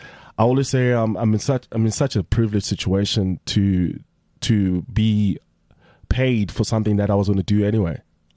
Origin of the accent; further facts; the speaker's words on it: South Africa; as a South African